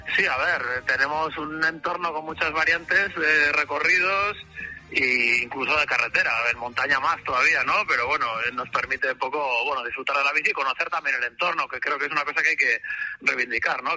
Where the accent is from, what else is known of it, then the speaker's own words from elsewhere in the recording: Bilbao, Basque Country, Spain; vivimos bueno, vivimos, somos de Bilbao